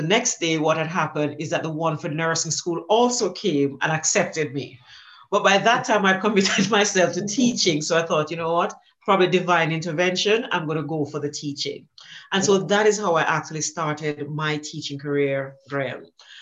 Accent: Jamaica; I grew up in Jamaica, as you can tell from the accent, and I grew up very poor in Jamaica.

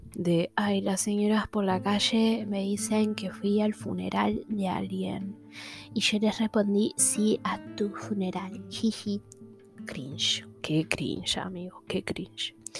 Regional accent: Buenos Aires, Argentina; soy de Buenos Aires, I'm porteño

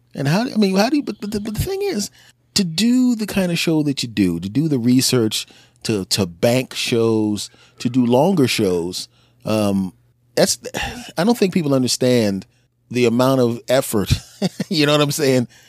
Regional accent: Philadelphia, Pennsylvania, United States; now in New Jersey, United States; a person who was born and raised in Philadelphia

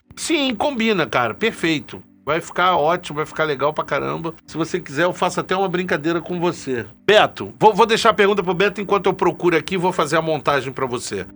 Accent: Rio de Janeiro, Brazil; moved away as an adult; now in Paraguay; eu também sou do Rio

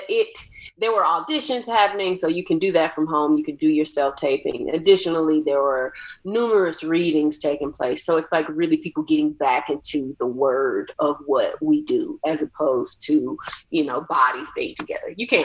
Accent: Atlanta, Georgia, United States; I'm from Atlanta, so there's a rich black arts culture that was happening in the 80s and the 90s. So I'm very much rooted from that.

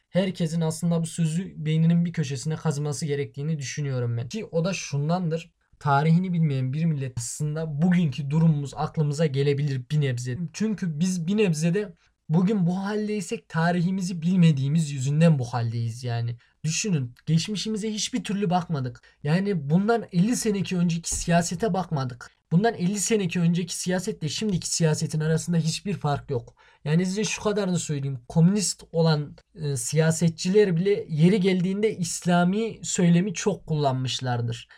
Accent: Turkey; biz Türk'üz

